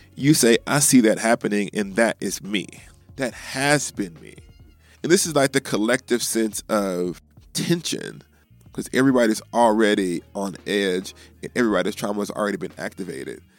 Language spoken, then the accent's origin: English; Alabama, United States; now in Midwest, United States; as an African American growing up in Alabama